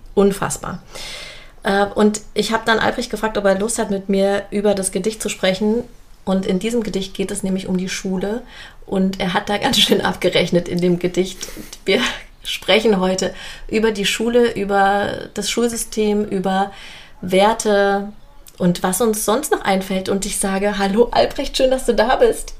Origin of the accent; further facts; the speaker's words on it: Jena, Thuringia, Germany; Ich bin in Jena geboren